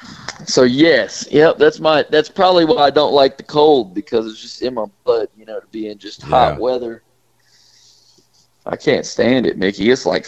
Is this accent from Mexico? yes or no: yes; Chihuahua, Mexico; first language Spanish; English is a second language; also born or lived in Mexico City; now in United States; Yep, I was born in Mexico City, Mexico, and then we lived in Chihuahua for several years, and finally came back to the States. But my first words were in Spanish.